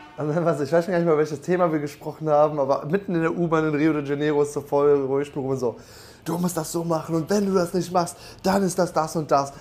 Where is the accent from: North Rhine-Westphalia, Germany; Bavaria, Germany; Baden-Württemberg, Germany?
North Rhine-Westphalia, Germany; wir kommen ja beide aus NRW